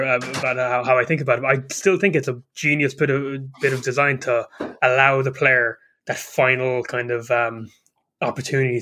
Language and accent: English; Ireland; I'm an Irishman.